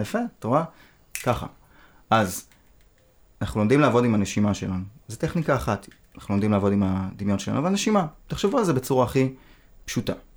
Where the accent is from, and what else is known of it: Israel